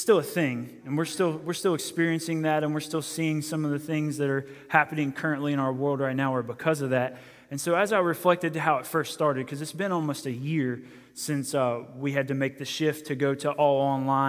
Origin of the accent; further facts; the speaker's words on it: Maryland, United States; I'm from Maryland, from a city area